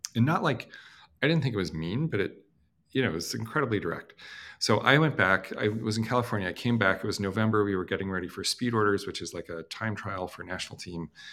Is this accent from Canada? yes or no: yes; Canada; I'm Canadian